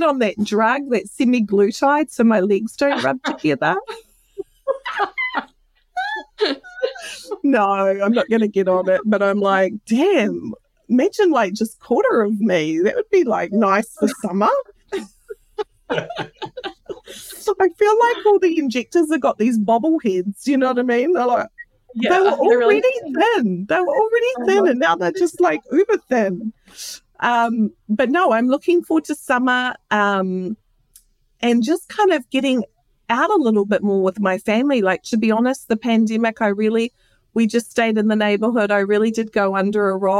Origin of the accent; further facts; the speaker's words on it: New Zealand; now in United States; I'm from New Zealand.